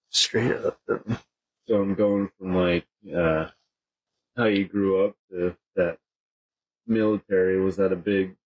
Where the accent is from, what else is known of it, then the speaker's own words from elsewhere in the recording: Pacific Northwest, United States; a lot different growing up in the Pacific Northwest. Completely different.